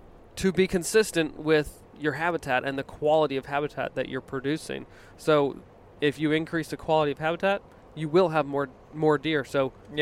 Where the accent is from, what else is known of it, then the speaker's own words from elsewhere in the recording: Virginia, United States; Growing up in Virginia, you know, we would get a lot of weather patterns that came up from the south, and we were 2 hours off the coast